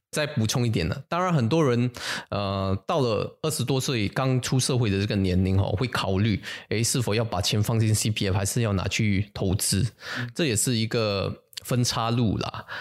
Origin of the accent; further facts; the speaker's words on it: Singapore; 我们新加坡人吼，去 top up 这个 C P F 的这个款呢